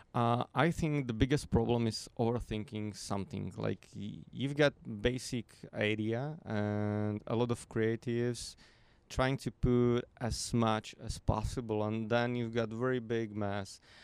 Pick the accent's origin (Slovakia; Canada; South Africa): Slovakia; I'm from Slovakia